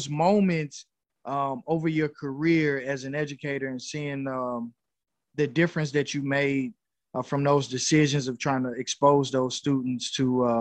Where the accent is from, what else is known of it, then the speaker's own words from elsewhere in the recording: St. Louis, Missouri, United States; I'm from St. Louis, Missouri